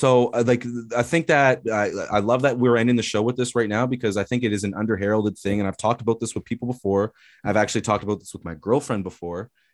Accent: Canada; we're Canadian

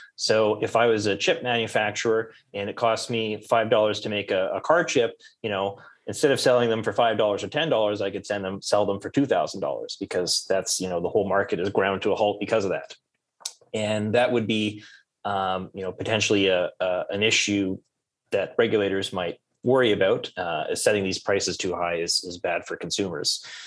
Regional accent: Canada; I'm Canadian.

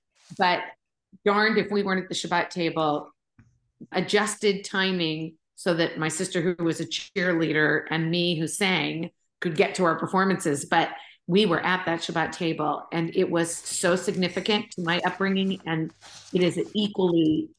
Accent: Wichita, Kansas, United States; I grew up in Wichita, Kansas, and there were no Jews in my graduating class. I was one of 671. I was the only one.

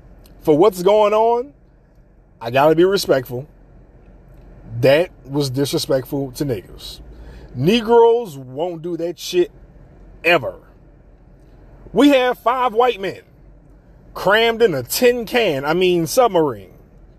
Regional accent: New Orleans, Louisiana, United States; the mouth of the South, where no one believes I'm from New Orleans because I talk different.

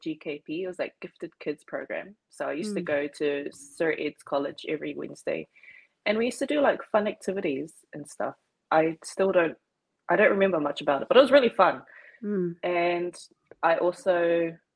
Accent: Auckland, New Zealand; moved away as an adult; now in Saitama, Japan; I was born and raised in Auckland, aka Tamaki Makaurau. And I am now currently living in Saitama City, Saitama Prefecture in Japan.

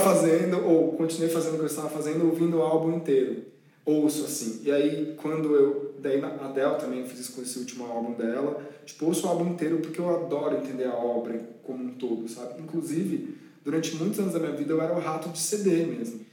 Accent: São Paulo, Brazil; na minha terrinha

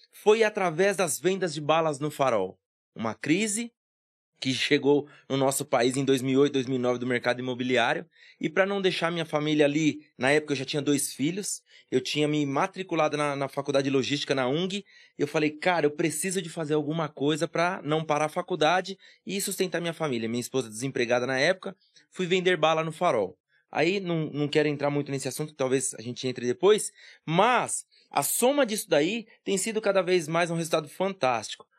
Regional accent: Guarulhos, São Paulo, Brazil; eu nasci aqui em Guarulhos mesmo, no bairro do Vila Barros

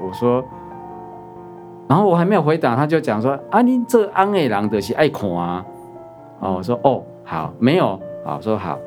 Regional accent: Chiayi, Taiwan; 我小时候的原生家庭，我本身土生土长是在嘉义，那我们的乡下

